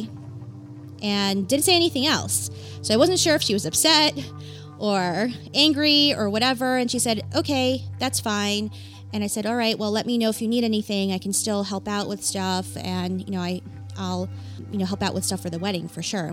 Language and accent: English; New York City, New York, United States; moved away; I grew up in New York City. Most of my friends are still in New York City